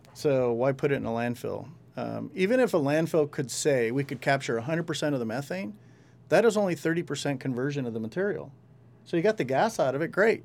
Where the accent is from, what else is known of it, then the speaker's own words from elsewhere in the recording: El Rio, California, United States; I grew up with them in El Rio. We, we all grew up in El Rio